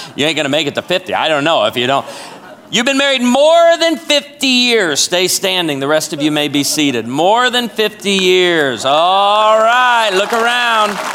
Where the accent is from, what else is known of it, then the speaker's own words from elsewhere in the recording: Chicago, Illinois, United States; also born or lived in Naperville, Illinois; now in Branson, Missouri, United States; I was born and raised in Chicago